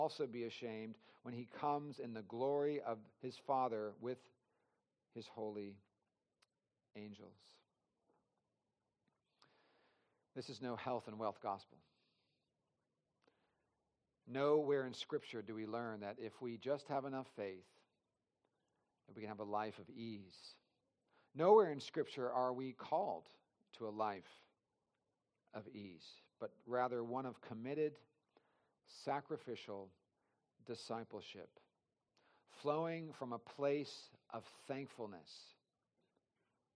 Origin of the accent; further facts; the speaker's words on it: California, United States; moved away as an adult; now in Charleston, United States; I grew up in California